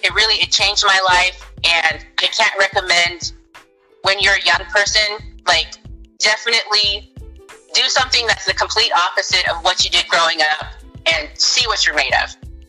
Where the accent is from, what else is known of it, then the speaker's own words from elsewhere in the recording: Orange County, California, United States; also born or lived in New York; I grew up in Orange County, California